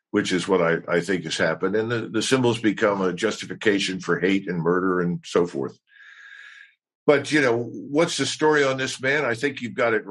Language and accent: English; United States; I'm an American.